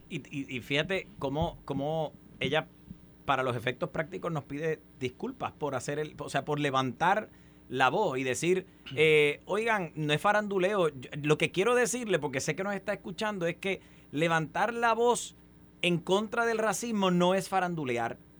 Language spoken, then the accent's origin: Spanish; Puerto Rico; nosotros como puertorriqueños y puertorriqueñas